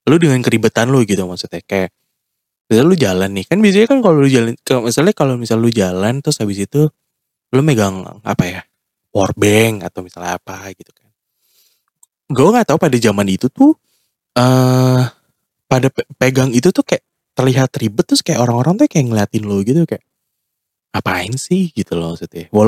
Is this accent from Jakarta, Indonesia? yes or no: yes; Jakarta, Indonesia; ya gue lahir dan besar di Jakarta gitu maksudnya